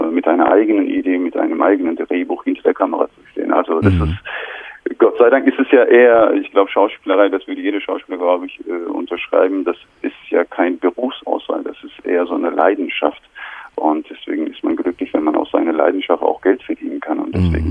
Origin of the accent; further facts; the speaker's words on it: Turkey; German is a second language; moved away as an adult; now in Germany; ich bin in der Türkei aufgewachsen, meine ganze Schullaufbahn war in der Türkei